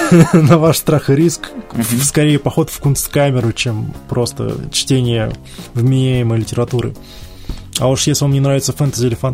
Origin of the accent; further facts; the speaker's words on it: Ryazan Oblast, Russia; accent: Ryazan; Простите мой рязанский акцент.